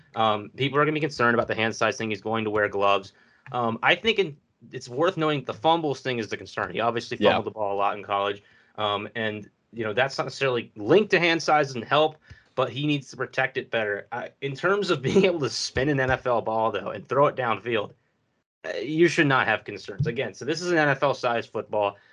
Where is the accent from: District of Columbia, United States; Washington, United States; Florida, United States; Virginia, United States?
Virginia, United States; I'm from Virginia